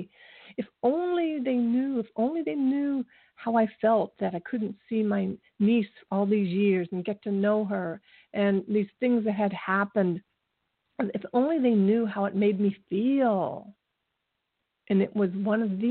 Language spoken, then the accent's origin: English; Ohio, United States; moved away as an adult; I moved away from Ohio just to get away from them